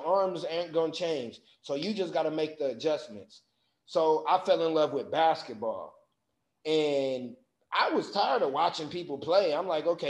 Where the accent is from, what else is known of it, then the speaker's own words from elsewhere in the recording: Michigan City, Indiana, United States; I grew up in Michigan City, Indiana